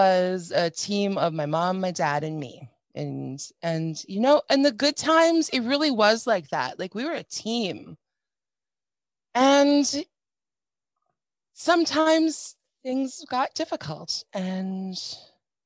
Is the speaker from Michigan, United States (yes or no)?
no; Minnesota, United States; So we lived in a Midwestern town in Minnesota. I'm from Minnesota